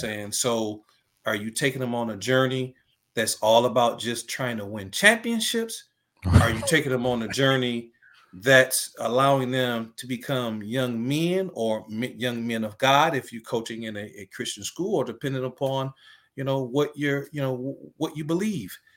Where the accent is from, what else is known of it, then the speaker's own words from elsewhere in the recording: Highland Park, Michigan, United States; I'm from Highland Park, uh, graduated in nineteen